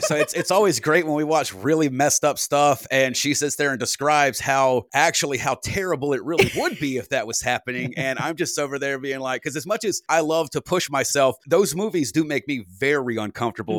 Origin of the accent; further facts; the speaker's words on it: United States; as an American